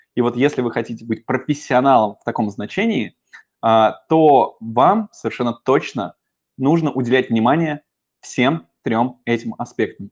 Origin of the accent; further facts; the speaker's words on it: Moscow, Russia; я коренной москвич